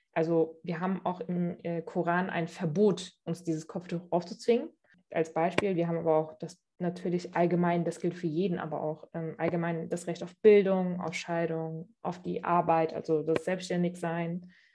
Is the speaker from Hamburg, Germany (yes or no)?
no; Cologne, North Rhine-Westphalia, Germany; bin in Köln geboren und aufgewachsen, habe einen türkisch-islamischen Hintergrund